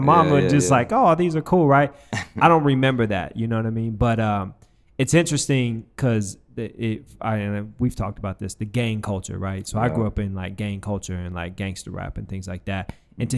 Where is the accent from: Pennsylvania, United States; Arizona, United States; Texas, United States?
Arizona, United States; Phoenix; So I grew up in Phoenix, I said that.